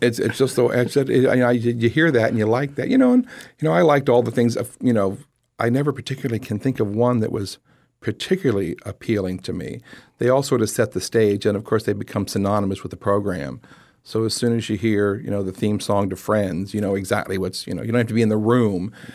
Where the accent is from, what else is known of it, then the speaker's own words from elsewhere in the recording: Lehigh Acres, Florida, United States; growing up in Lehigh Acres